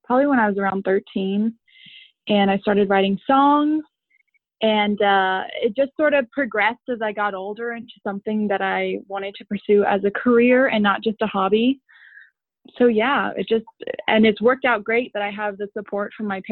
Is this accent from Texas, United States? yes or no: yes; San Antonio, Texas, United States; I'm from San Antonio